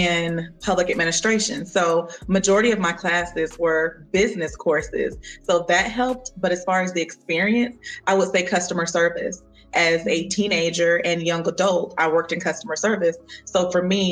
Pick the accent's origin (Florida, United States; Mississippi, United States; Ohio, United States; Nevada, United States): Florida, United States; Panama City; I'm from Panama City, Florida.